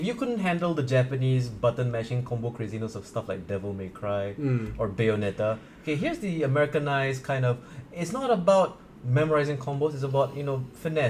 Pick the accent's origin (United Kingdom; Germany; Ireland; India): India; I'm Indian.